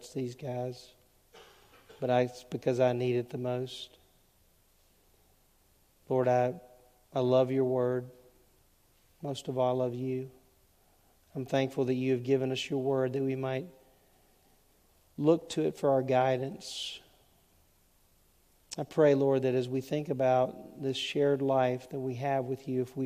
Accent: Southwest Louisiana, United States; When I was growing up in Southwest Louisiana, in the 1970s

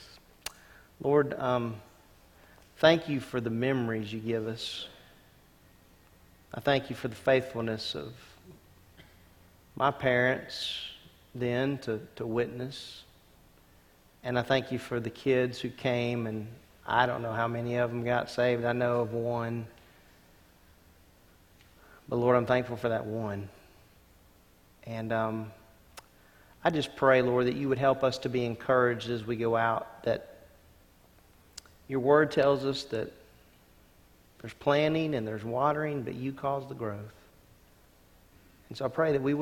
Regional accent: Louisiana, United States; growing up in Louisiana, we had every summer 5-day clubs

